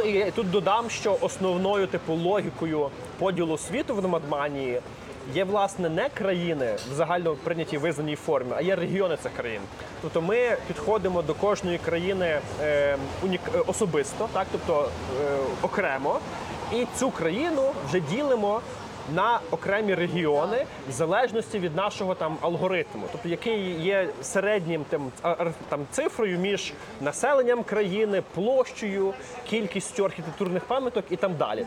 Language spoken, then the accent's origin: Ukrainian; Lviv, Lviv Oblast, Ukraine; я сам зі Львова